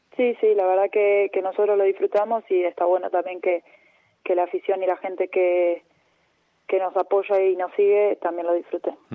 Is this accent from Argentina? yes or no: yes; Lanús, Buenos Aires Province, Argentina; moved away as an adult; now in Tenerife, Spain; en Remedio de Escalada que es más cerca de, Banfield, pero, pero pertenece a Lanús. Y, y nada, viví toda mi vida ahí